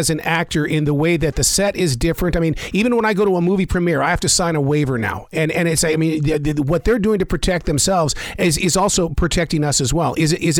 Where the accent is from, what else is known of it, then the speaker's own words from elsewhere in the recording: Montana, United States; I grew up in Montana, and that's all we watched was Canadian television.